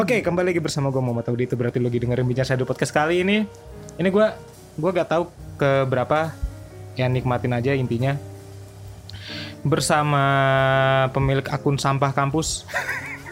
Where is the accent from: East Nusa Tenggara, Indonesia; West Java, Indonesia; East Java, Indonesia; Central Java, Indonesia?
West Java, Indonesia; Bogor; Gua kan asal Bogor